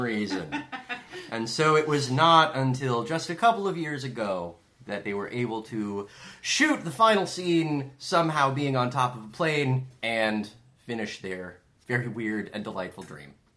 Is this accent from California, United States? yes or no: yes; Southern California, United States; I, I grew up in Southern California.